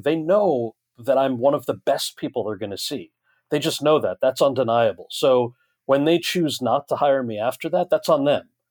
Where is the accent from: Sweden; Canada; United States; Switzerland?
United States; New Jersey; this American kid who grew up in New Jersey